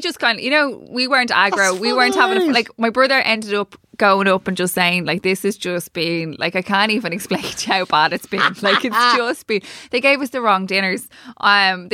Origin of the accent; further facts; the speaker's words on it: Ireland; We are bad as Irish